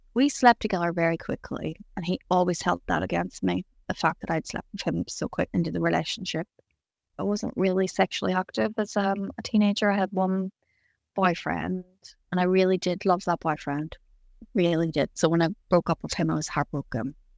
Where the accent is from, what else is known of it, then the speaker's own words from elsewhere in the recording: County Tyrone, Northern Ireland, United Kingdom; I grew up in Ireland, in a little county called Tyrone.